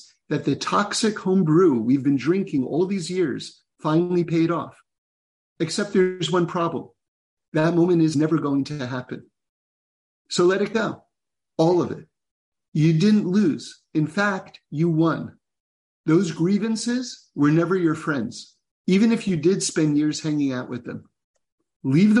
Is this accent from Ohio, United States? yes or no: no; New York City, New York, United States; now in Los Angeles, United States; Growing up in New York City